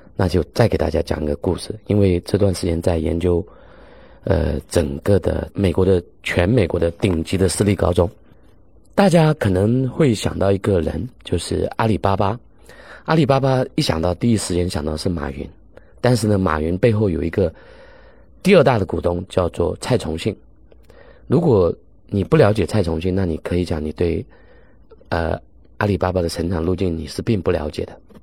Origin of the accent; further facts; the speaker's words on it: China; 我们中国人